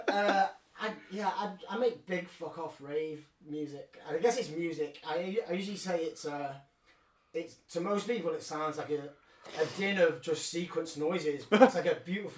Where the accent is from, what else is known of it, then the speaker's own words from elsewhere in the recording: Colwyn Bay, Wales, United Kingdom; I grew up in North Wales in Colwyn Bay.